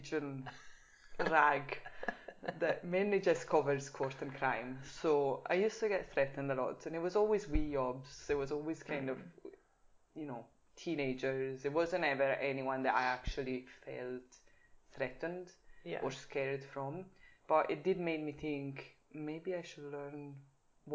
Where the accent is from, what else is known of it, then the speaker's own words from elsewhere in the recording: Italian part of Switzerland, Italian-speaking Switzerland, Switzerland; accent: Swiss Italian; English is a second language; moved away as an adult; also born or lived in Italy; now in Glasgow, United Kingdom; So I'm Italian, but I grew up in Switzerland, in the Italian part of Switzerland. So I think my accent is probably Swiss